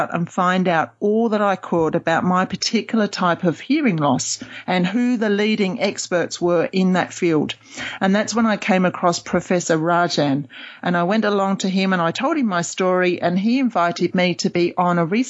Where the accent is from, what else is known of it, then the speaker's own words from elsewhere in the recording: London, United Kingdom; moved away as an adult; also born or lived in Oxford / Cambridge / Sydney; now in Perth, Australia; I'm originally from London